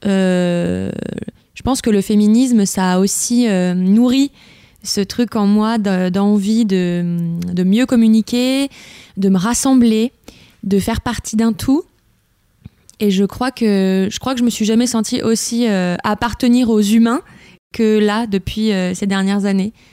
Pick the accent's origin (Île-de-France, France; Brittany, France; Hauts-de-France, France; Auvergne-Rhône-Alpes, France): Auvergne-Rhône-Alpes, France; Lyon; j'ai grandi dans, j'étais à Lyon, mais dans la entre guillemets campagne mm. bourgeoise lyonnaise